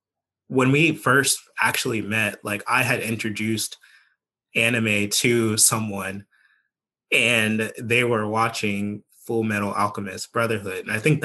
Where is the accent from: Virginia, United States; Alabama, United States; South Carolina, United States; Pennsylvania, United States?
Virginia, United States; I like saying that I am from Northern Virginia, but some people will not allow me to say that because we moved to Southwest Virginia.